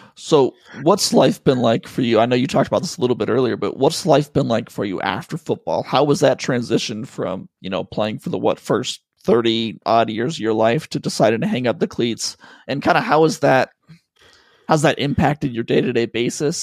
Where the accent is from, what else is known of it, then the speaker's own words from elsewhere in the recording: Colorado, United States; moved away; also born or lived in Pacific Northwest; I was born in Colorado